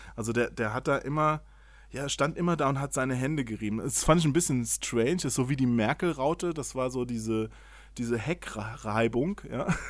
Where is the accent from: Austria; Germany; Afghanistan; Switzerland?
Germany; Hesse; Ich bin, ich bin Hesse, ich verschluck immer alle Endungen.